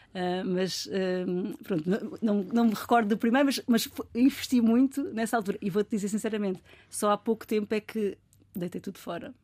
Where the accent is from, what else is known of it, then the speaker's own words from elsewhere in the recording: Almada, Setúbal, Portugal; eu sou da Almada